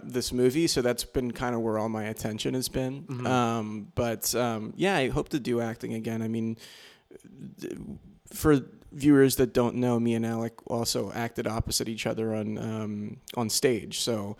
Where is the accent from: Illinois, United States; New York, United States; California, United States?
New York, United States; born or raised there